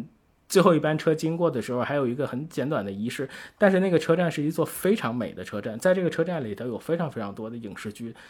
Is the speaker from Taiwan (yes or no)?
no; Tianjin, China; 天津啊，这是我的家乡。我我其实从小就是。呃，就在这个天津的街头就看到过非常多剧组